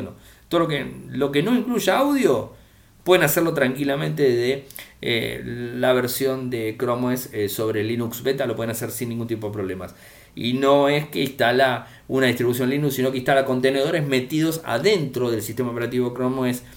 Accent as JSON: {"language": "Spanish", "country": "Argentina"}